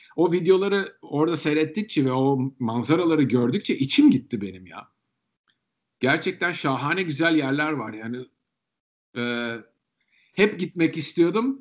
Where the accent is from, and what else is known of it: Turkey; moved away